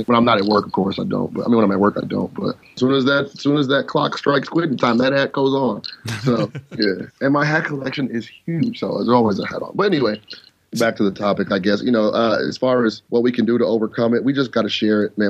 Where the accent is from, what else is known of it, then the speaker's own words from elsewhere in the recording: United States; I'm an American